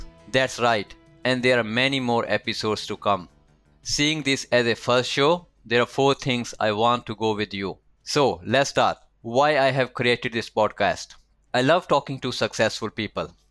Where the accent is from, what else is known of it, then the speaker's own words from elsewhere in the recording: India; moved away as an adult; now in Melbourne, Australia; I was born and raised in India and arrived here in Melbourne for my master's in IT 15 years ago